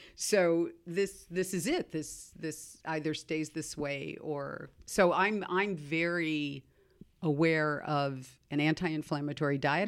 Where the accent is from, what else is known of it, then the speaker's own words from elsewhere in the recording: Seattle, Washington, United States; having grown up you know, in Seattle, Starbucks world